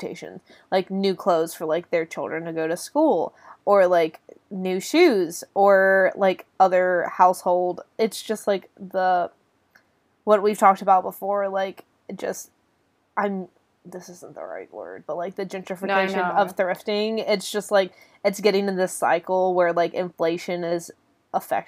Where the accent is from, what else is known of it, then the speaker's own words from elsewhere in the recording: Greensboro, North Carolina, United States; the region that my hometown is in, Greensboro